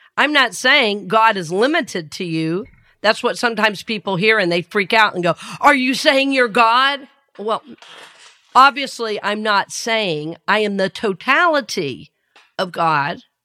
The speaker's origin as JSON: {"language": "English", "region": "the South", "country": "United States", "tie": "born or raised there", "accent": "Southern", "said": "I grew up in the South"}